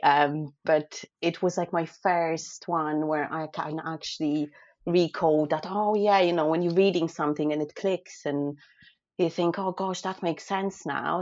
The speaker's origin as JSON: {"language": "English", "country": "Poland", "moved": "as an adult", "lives_now": "United Kingdom", "said": "I'm originally from Poland, um, but I live and work in the UK as a food photographer"}